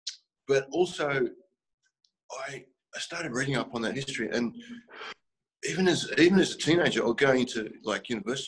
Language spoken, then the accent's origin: English; Blacktown, New South Wales, Australia; I grew up in a Western Sydney place called Blacktown.